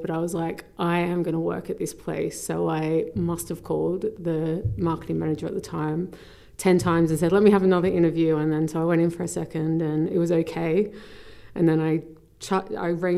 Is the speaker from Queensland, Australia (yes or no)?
no; Newcastle, New South Wales, Australia; moved away as an adult; also born or lived in Sydney, Australia; now in London, United Kingdom; growing up in Newcastle, very, very committed to swimming